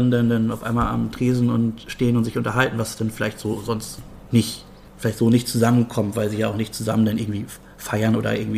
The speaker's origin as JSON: {"language": "German", "town": "Bad Oldesloe", "region": "Schleswig-Holstein", "country": "Germany", "tie": "born or raised there", "also_born_or_lived": "Brunsbüttel", "lives_now": "Meldorf, Germany", "said": "Also ich bin in Bad Oldesloe geboren und ähm, bin dann aber mit 12, 13 nach Brunsbüttel gezogen, bin dann eher doch so Brunsbüttler. Wohne jetzt aber auch schon fast drei Jahre in Meldorf."}